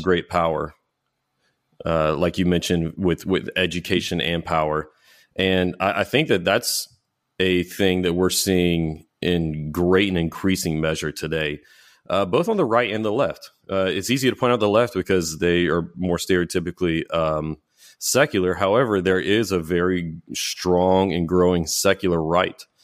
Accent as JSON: {"language": "English", "country": "United States", "said": "American Christians"}